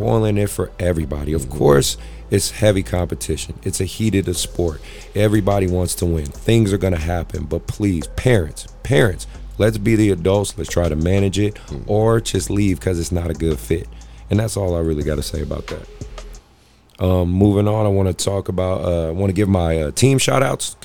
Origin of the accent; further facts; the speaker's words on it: Oakland, California, United States; I'm from Oakland